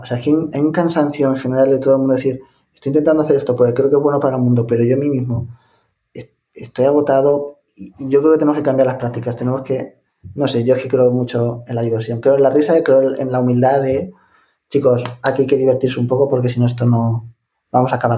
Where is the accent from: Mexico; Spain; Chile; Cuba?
Spain; Ciudad Real, Castilla-La Mancha; yo soy de Ciudad Real, de La Mancha